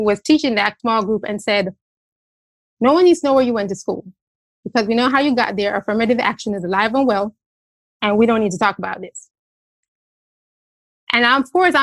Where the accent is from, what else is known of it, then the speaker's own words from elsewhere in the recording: Jamaica; now in United States; I am also an immigrant. I'm from Jamaica